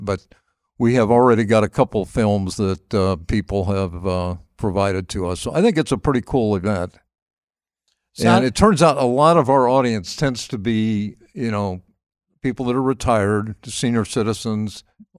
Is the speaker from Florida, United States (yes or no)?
no; Dayton, Ohio, United States; also born or lived in Columbia, South Carolina; And so I grew up in Dayton, and we would come up and spend the month of August.